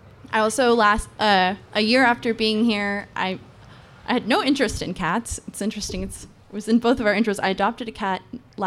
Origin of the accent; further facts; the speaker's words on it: West Coast, United States; moved away; I grew up on the West Coast